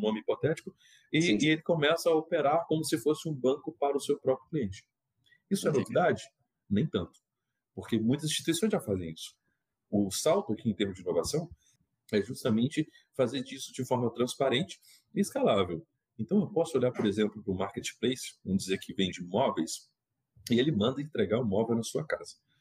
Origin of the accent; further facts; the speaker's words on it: Minas Gerais, Brazil; eu sou mineiro